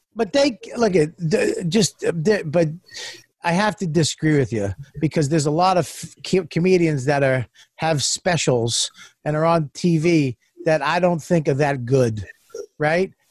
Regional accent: Boston, Massachusetts, United States; I'm Italian Irish. I'm from Boston

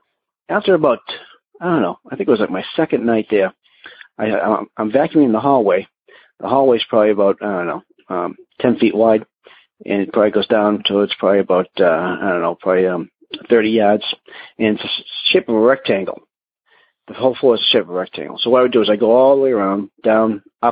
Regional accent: Massachusetts, United States; I'm from Massachusetts

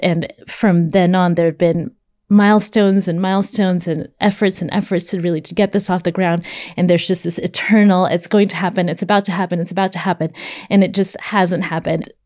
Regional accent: California, United States; I'm from California.

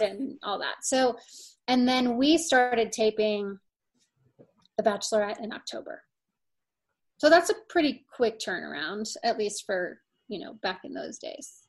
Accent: St. Louis, Missouri, United States; moved away as an adult; also born or lived in Indianapolis, Indiana / Miami, Florida / Los Angeles, California; now in Colorado, United States; my very first memory is actually moving to St. Louis. So um, I was raised in St. Louis.

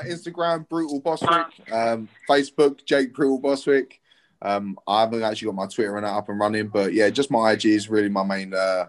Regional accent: London, United Kingdom; I'm speaking English. I'm from London.

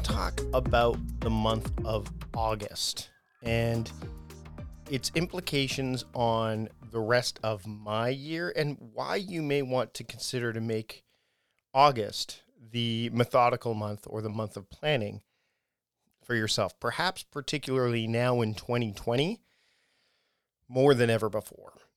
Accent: Hamilton, Ontario, Canada; my hometown, my uh, where I was born, Hamilton, Ontario, Canada.

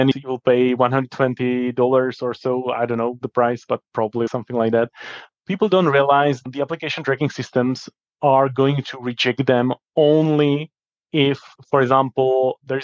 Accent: Czechia; in my country, Czech Republic

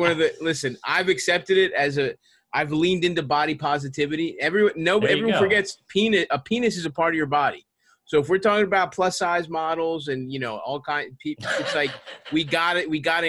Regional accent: Baltimore, Maryland, United States; moved away as an adult; I grew up in Southeast Baltimore, Greektown. Yeah, I grew up there, went to city schools, the whole thing. And I basically lived in Baltimore the whole time until I moved.

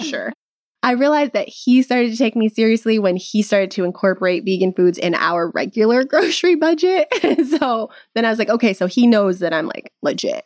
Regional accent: Midwest, United States; now in California, United States; I'm from the Midwest

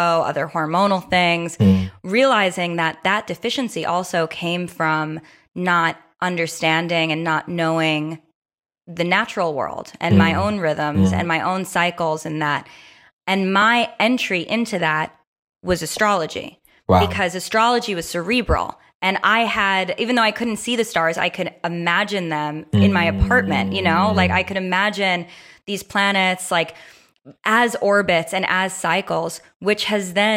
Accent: New York City, New York, United States; I grew up born and raised in New York City in an apartment

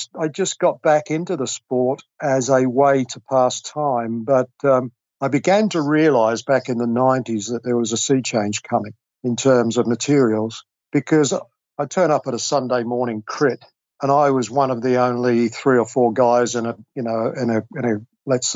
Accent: London, United Kingdom; moved away as an adult; also born or lived in Australia; I grew up and was educated in England

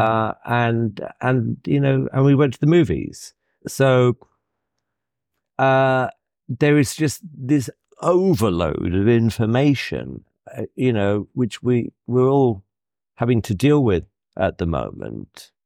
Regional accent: United Kingdom; as a Brit

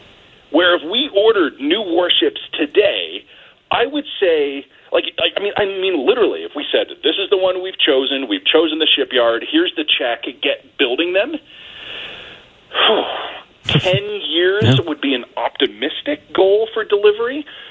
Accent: Canada; I'm a very proud Canadian

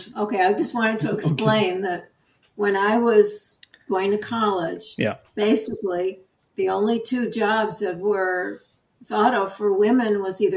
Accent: Chicago, Illinois, United States; also born or lived in Bloomington, Indiana; now in Florida, United States; 3 months older than Bob. We're both from Chicago originally, but we didn't meet in Chicago. We met in the first week of college at Indiana University in Bloomington, Indiana.

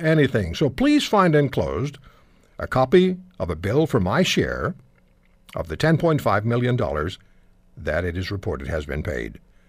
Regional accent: Canada; I will not say sorry for being a Canadian

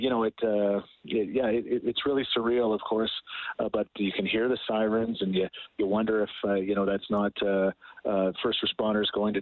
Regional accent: Thorsby, Alberta, Canada; born in Thorsby, Alberta

